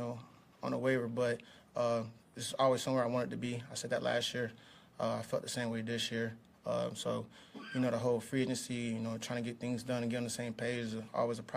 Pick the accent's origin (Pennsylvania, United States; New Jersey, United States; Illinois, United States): Pennsylvania, United States; Pittsburgh; moved away as an adult; now in Kansas City, United States; I'm from Pittsburgh, so him being on the Steelers all like my whole high school career